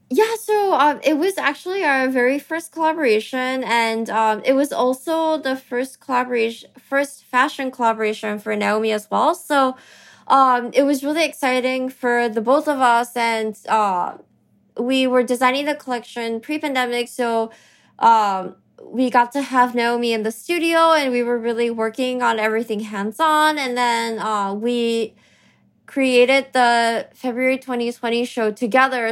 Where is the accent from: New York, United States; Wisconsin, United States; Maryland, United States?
New York, United States; New York City; also born or lived in Tokyo, Japan; I was born in Tokyo, but I actually grew up in New York, and, um, I went to school here